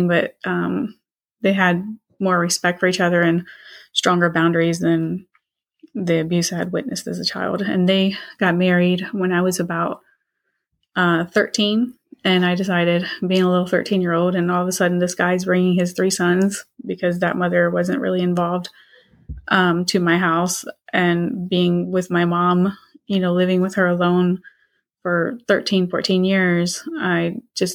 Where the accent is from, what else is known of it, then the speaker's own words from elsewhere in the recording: Portsmouth, Virginia, United States; moved away as an adult; also born or lived in Spain; now in Florida, United States; I'm from Virginia. I'm from the Portsmouth area of Virginia. I live in Florida. I was raised there and moved to Spain in my early 20s and then to Florida.